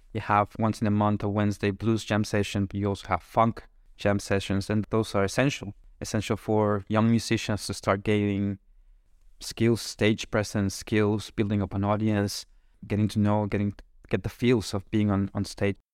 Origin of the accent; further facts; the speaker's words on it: Monterrey, Nuevo León, Mexico; English is a second language; moved away as an adult; now in Kraków, Poland; I'm originally from Mexico